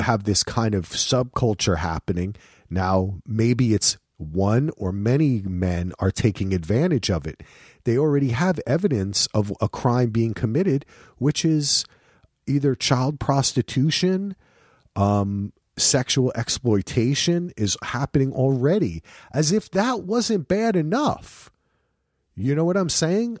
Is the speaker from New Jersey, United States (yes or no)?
yes; New Jersey, United States; I'm from Jersey